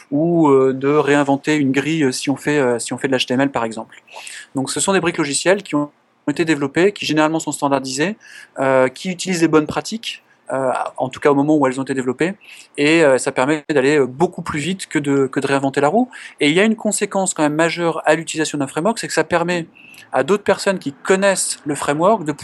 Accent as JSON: {"language": "French", "country": "France"}